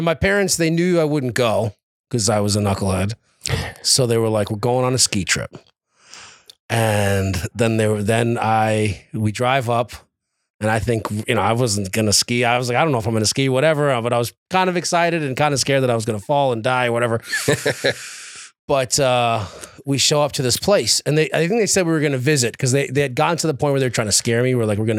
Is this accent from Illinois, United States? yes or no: no; New York City, New York, United States; moved away; So I was born and raised in New York City originally, in Queens, New York.